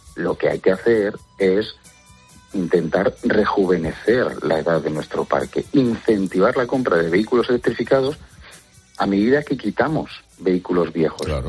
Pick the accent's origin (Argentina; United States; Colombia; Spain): Spain; Santa Cristina de la Polvorosa, Castile and León; mi pueblo, en Santa Cristina la Pobrosa, en Zamora